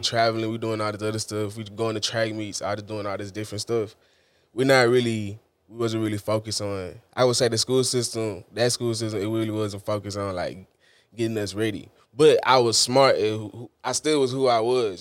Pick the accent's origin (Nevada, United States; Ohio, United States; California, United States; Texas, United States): Texas, United States; Houston; I was born and raised in Houston.